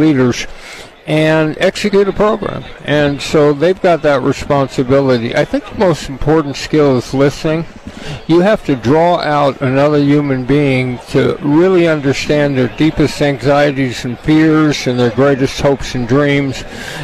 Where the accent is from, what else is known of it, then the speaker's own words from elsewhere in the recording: Southern California, United States; I'm from Southern California. We don't really grow up, you know, going outside our homes on a pond skating